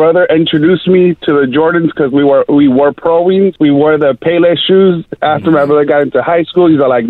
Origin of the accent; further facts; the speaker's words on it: Los Angeles, California, United States; I'm from Van Nuys.